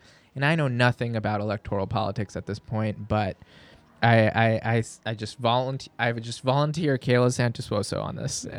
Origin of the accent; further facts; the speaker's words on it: Pakistan; also born or lived in New York City, United States; I don't. I speak Urdu. I'm Pakistani.